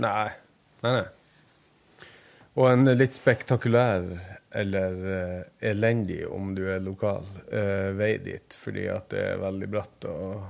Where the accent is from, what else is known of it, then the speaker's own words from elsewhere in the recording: Senja, Troms, Norway; Øyfjord. heter hele fjorden, men Ørnfjord heter den innerste delen, der jeg kommer fra